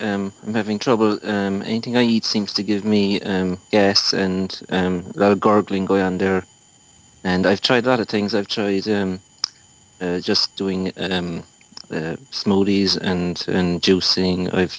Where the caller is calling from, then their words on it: Ireland; I'm calling from Ireland.